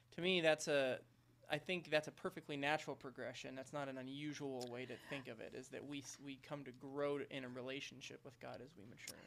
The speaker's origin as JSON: {"language": "English", "town": "Fort Smith", "region": "Arkansas", "country": "United States", "tie": "born or raised there", "moved": "yes", "said": "I grew up in Arkansas. I don't know if you know that, but I grew up in Fort Smith, Arkansas"}